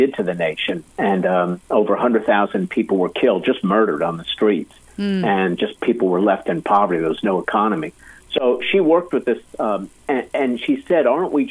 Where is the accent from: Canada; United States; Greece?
Greece; Athens, Attica; moved away; I was born in Athens, Greece, over in Europe.